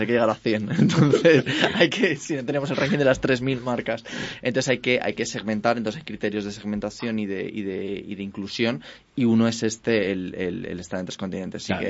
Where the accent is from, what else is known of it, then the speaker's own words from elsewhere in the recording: Spain; nosotros en España